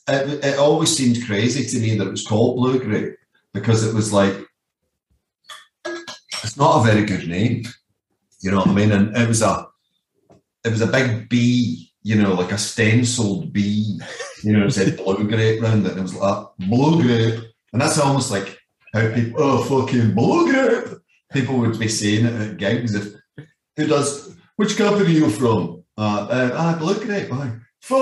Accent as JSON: {"language": "English", "region": "Scotland", "country": "United Kingdom", "also_born_or_lived": "Glasgow / Leeds / Netherlands", "moved": "as an adult", "said": "I'm the guy from Scotland"}